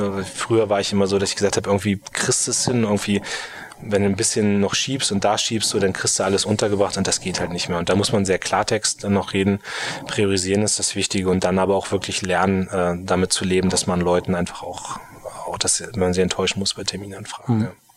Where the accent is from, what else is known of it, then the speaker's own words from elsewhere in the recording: Munster, Lower Saxony, Germany; also born or lived in Berlin; Meine Heimatstadt selbst ist Munster, mhm. ähm, kennt man als größten Heeresstandort